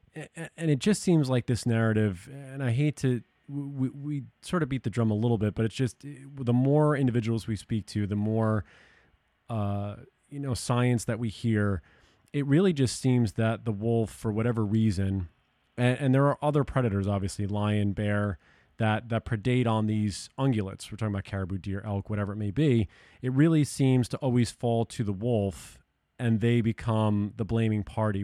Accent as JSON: {"language": "English", "region": "New York and Long Island", "country": "United States", "tie": "born or raised there", "moved": "yes", "said": "I grew up in New York and Long Island"}